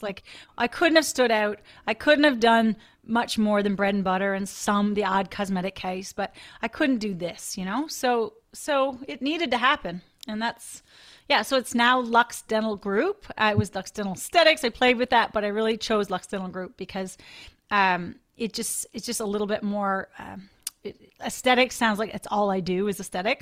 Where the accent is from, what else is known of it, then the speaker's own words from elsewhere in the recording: Newfoundland and Labrador, Canada; so I grew up in a little rural community in Newfoundland on the northeast coast of Newfoundland